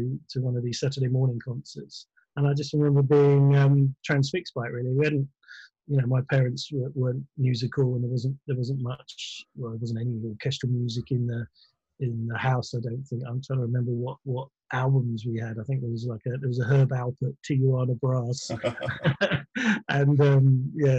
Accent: Croydon, London, United Kingdom; I was brought up in Croydon

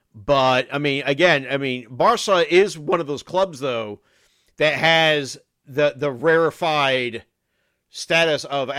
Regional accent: United States; I'm American.

